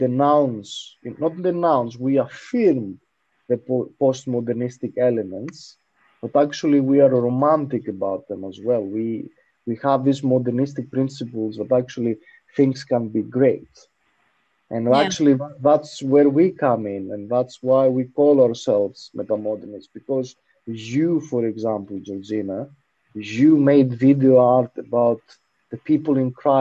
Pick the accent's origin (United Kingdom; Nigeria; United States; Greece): Greece; we come from Greece